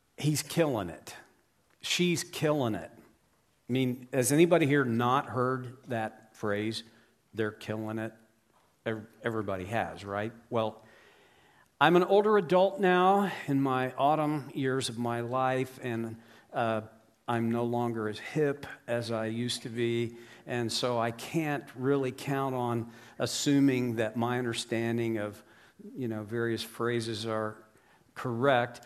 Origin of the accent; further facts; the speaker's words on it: Oklahoma, United States; I grew up in Oklahoma in the U S